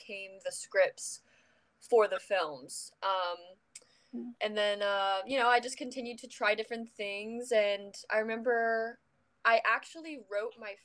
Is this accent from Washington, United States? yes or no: no; Orlando, Florida, United States; moved away as an adult; I'm from Orlando, Florida. Grew up there all my life